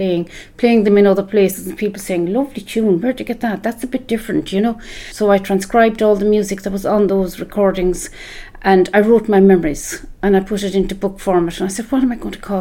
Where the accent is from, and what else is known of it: East Clare, Munster, Ireland; born or raised there